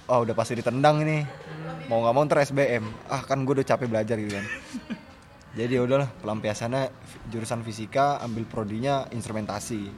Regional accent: Tangerang, Banten, Indonesia; asal dari Kota Tangerang angkatan 2017.

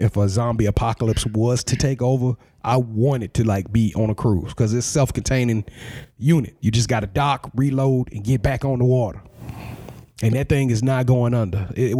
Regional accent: Louisiana, United States; I'm from Louisiana

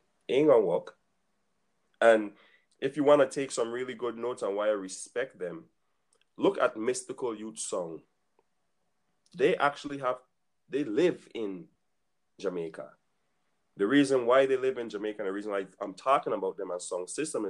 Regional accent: U.S. Virgin Islands; I could only talk coming from the Virgin Islands, born and raised in the Virgin Islands.

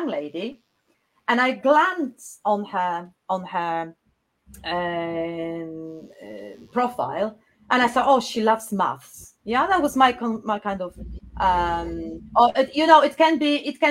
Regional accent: Poznań, Greater Poland, Poland; English is a second language; moved away as an adult; now in South England, United Kingdom; I was born in Poznań, a beautiful city in Poland, in West Poland

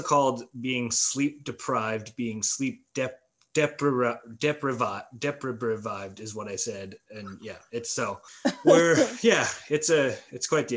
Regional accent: Manitoba, Canada; now in Winnipeg, Canada; I was born and raised in the Nepal, Manitoba

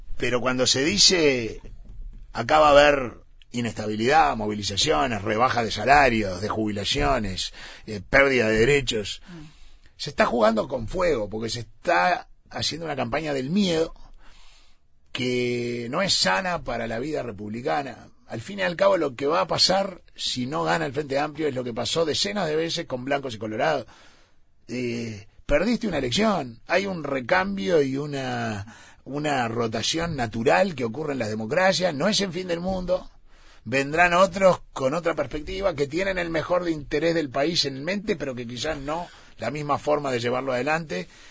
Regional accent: Uruguay; somos uruguayos

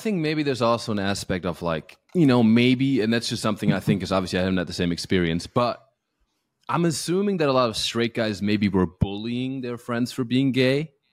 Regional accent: Alpirsbach im Hochschwarzwald, Baden-Württemberg, Germany; now in Los Angeles, United States; when I was growing up in my hometown in Alpisbach im Hochschwarzwald, Germany

